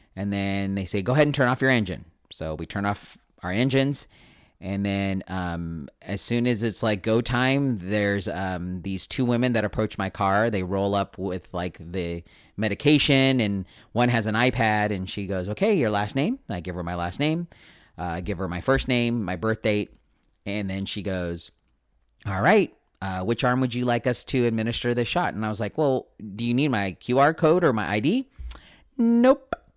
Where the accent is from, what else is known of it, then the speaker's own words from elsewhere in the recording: United States; I was born and raised here in America